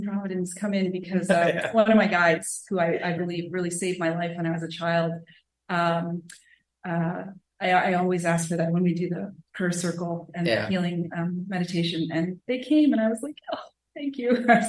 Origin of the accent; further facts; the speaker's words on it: Seattle, Washington, United States; I'm from Seattle, Washington.